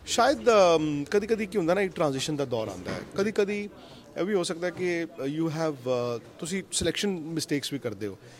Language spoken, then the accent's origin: Punjabi; India; ਮੈਂ ਇੰਡੀਅਨ ਹੈਗਾ